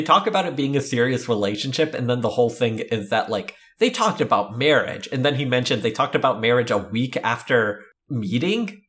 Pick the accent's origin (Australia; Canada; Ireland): Canada; I'm Canadian